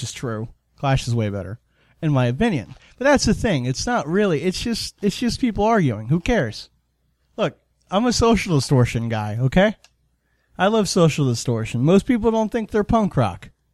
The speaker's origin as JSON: {"language": "English", "region": "Florida", "country": "United States", "said": "we're from Florida"}